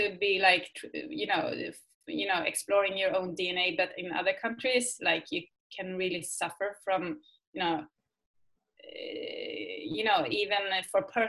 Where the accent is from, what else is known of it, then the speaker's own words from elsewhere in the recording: Sweden; English is a second language; I am from Sweden